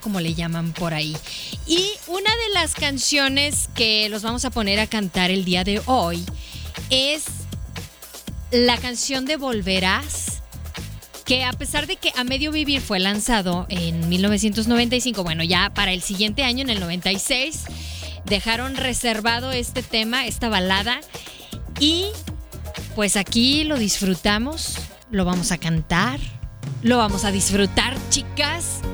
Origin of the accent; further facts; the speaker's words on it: Chihuahua, Mexico; now in Guadalajara, Mexico; el lugar en donde crecí, allá, allá por Chihuahua